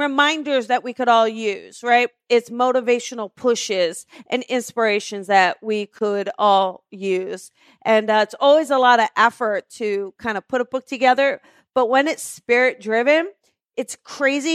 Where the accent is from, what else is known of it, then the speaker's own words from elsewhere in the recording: New Jersey, United States; moved away; I am from New Jersey, and I am heading back in May